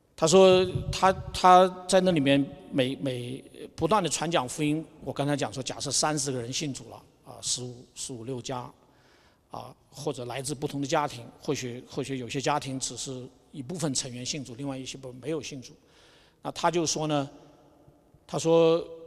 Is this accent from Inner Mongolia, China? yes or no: no; Wuhan, Hubei, China; now in Albuquerque, United States; 我出生在武汉，所以算，算半个武汉人吧